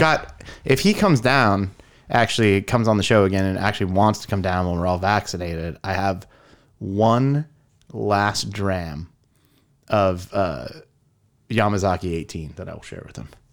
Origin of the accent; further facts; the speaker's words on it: California, United States; I grew up in California.